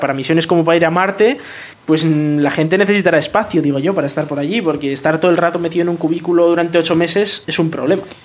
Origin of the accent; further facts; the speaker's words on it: Bilbao, Basque Country, Spain; yo soy de Bilbao y me voy a ir a vivir a Virginia